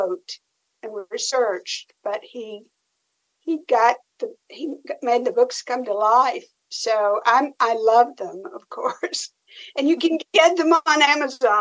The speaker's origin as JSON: {"language": "English", "region": "Tennessee", "country": "United States", "said": "I'm from Tennessee"}